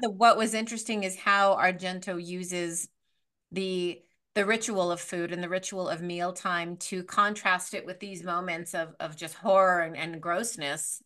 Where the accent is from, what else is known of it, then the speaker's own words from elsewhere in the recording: United States; I'm an American